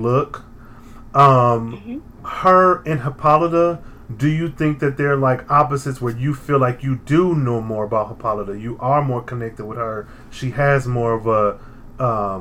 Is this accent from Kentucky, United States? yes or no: no; Michigan, United States; I'm from Michigan. I've been through sundown towns as a child